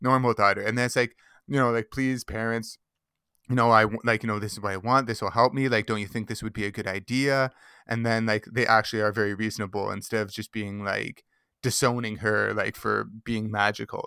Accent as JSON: {"language": "English", "town": "Mississauga", "region": "Ontario", "country": "Canada", "tie": "born or raised there", "said": "I grew up in Mississauga"}